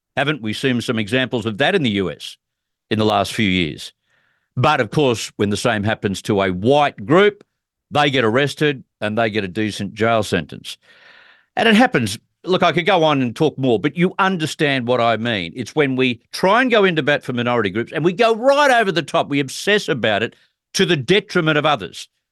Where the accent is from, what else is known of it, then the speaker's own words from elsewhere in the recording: Australia; as an Australian looking on